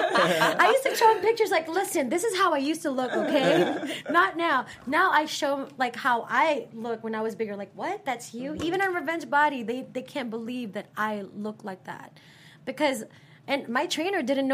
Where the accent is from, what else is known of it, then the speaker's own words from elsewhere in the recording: Philippines; now in United States; I was born in the Philippines, and I've been singing since I was in the Philippines, I came to America